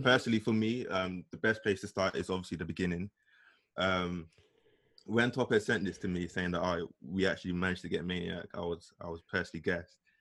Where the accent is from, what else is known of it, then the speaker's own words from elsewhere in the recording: London, United Kingdom; growing up in East London